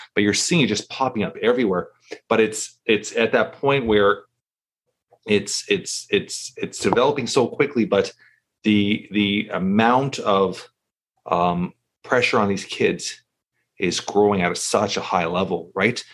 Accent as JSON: {"language": "English", "town": "Toronto", "region": "Ontario", "country": "Canada", "tie": "born or raised there", "said": "And I grew up in Toronto"}